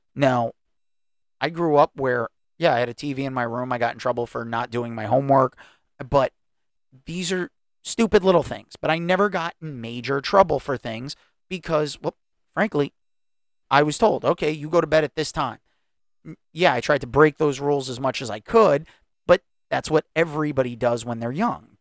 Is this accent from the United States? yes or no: yes; United States; I'm an American. I was born in this country